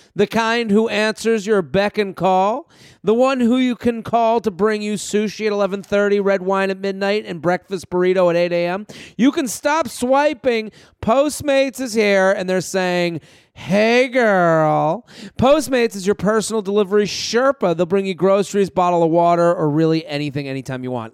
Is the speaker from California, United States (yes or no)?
no; Needham, Massachusetts, United States; I grew up in Needham outside of Boston